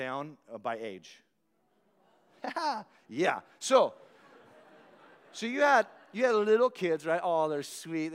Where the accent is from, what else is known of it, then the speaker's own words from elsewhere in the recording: United States; an American citizen